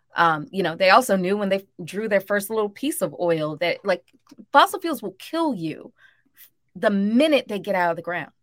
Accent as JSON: {"language": "English", "town": "Birmingham", "region": "Alabama", "country": "United States", "tie": "born or raised there", "also_born_or_lived": "Mississippi", "moved": "yes", "lives_now": "New Orleans, United States", "said": "I grew up in Birmingham and in Mississippi"}